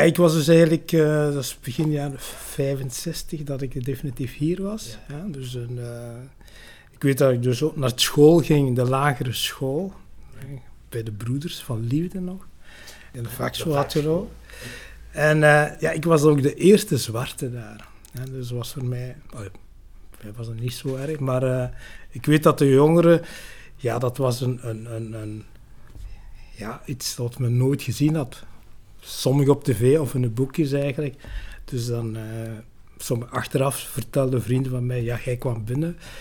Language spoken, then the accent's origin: Dutch; Tessenderlo, Flanders, Belgium; also born or lived in Lubumbashi, Congo; ik ben eigenlijk opgegroeid vooral de Senderlo, dus bij Ham